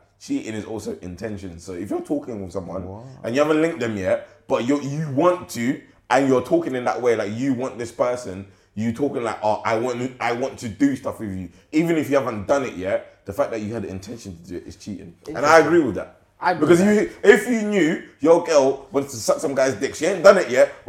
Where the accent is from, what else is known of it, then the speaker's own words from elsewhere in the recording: London, United Kingdom; I'm from London.